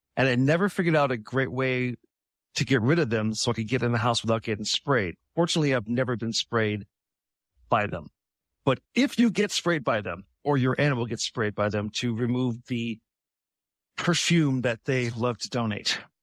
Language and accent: English; Midwest, United States; I'm from the Midwest